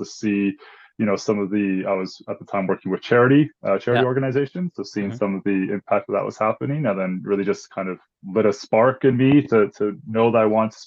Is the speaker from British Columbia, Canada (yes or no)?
yes; Vancouver, British Columbia, Canada; I grew up right here in East Vancouver, actually, born and raised.